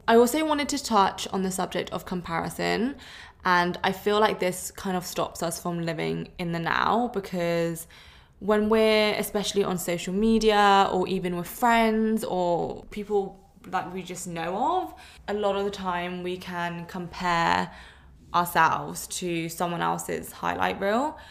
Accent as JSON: {"language": "English", "region": "London", "country": "United Kingdom", "moved": "as an adult", "lives_now": "Sydney, Australia", "said": "I am originally from London, but I'm living in Sydney and I've been here for two and a half years"}